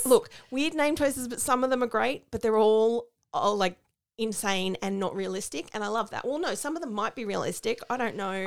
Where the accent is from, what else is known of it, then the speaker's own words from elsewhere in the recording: Australia; as an Australian